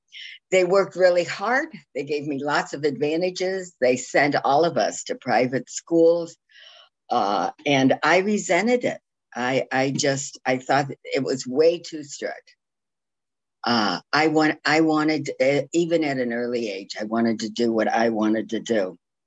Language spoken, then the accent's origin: English; Toledo, Ohio, United States; now in Jacksonville Beach, United States; I grew up north in Ohio, far north in Ohio